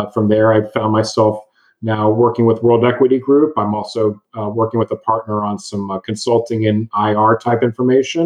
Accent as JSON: {"language": "English", "town": "Dallas", "region": "Texas", "country": "United States", "tie": "born or raised there", "also_born_or_lived": "Austin, Texas", "said": "I'm born and raised in Dallas, Texas"}